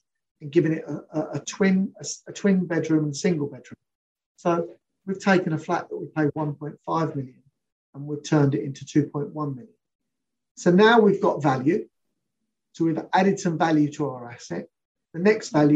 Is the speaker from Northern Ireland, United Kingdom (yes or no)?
no; London, United Kingdom; I'm a Londoner through and through